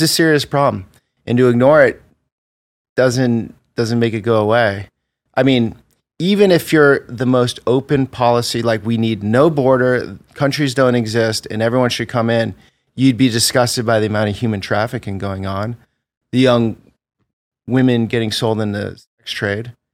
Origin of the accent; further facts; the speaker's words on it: Vermont, United States; moved away; I grew up in Vermont